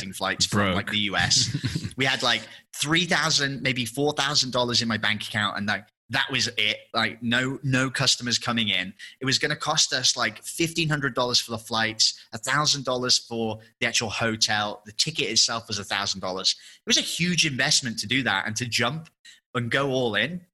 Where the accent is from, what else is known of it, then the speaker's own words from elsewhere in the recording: England, United Kingdom; moved away as an adult; obviously I'm English